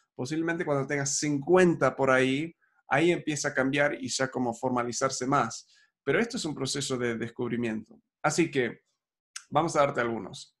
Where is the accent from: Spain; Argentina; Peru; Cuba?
Argentina